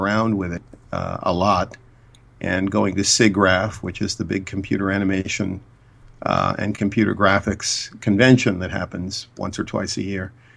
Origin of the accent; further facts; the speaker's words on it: Boston, Massachusetts, United States; also born or lived in Cambridge, Massachusetts; I'm from Boston